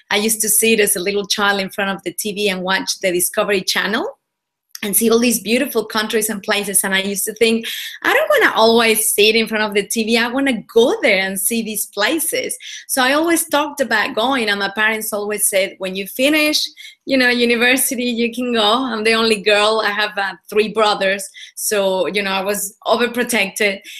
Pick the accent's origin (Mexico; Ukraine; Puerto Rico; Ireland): Mexico; now in Australia; Sure. Well, I'm originally from Mexico. I was born and bred over there. Um, I've been in Australia for about 15 years, so the accent is all a little bit mixed now